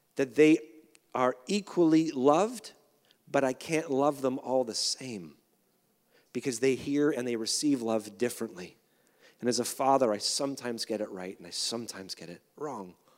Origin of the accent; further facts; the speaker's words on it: Canada; as a Canadian